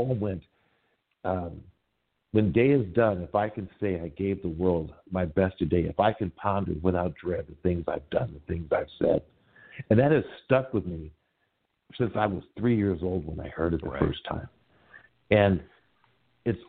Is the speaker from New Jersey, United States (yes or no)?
no; Milwaukee, Wisconsin, United States; now in Los Angeles, United States; I'm from back east, man. I was born in Milwaukee